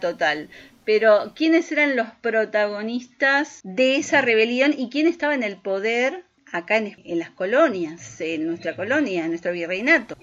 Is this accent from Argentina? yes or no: yes; Argentina; nuestro querido país Argentina